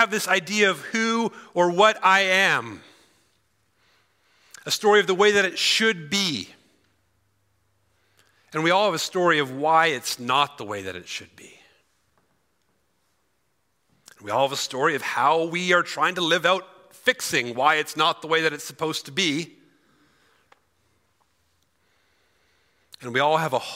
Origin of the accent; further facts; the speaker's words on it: Cochrane, Alberta, Canada; I'm from Cochrane originally